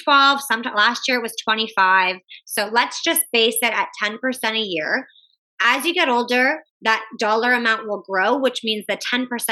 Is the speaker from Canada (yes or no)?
yes; Canada; I'm Canadian.